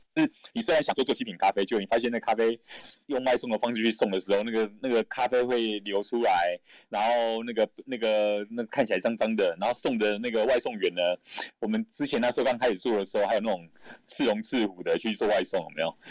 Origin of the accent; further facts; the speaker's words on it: Kaohsiung, Taiwan; 我也是高雄人啊，所以其实高雄那边我也蛮熟悉的